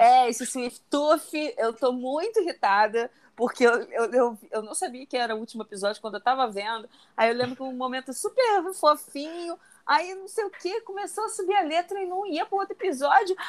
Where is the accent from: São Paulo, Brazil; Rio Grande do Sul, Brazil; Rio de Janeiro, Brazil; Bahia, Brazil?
Rio de Janeiro, Brazil; moved away; also born or lived in Belém; Eu sou de Bangu.